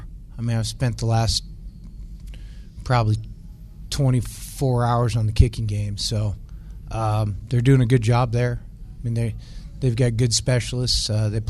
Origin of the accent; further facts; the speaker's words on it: Montana, United States; As I just mentioned, we're all from Montana.